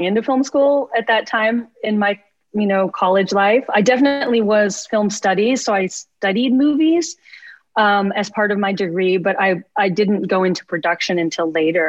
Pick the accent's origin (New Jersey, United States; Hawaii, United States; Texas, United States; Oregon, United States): Texas, United States; Lubbock; moved away; I grew up in Lubbock, Texas. That's where I grew up